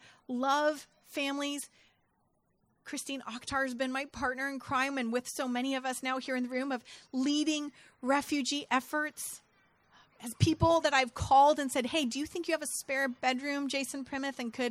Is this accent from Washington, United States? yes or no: no; Santa Rosa, California, United States; my hometown and did again 1 year ago in Santa Rosa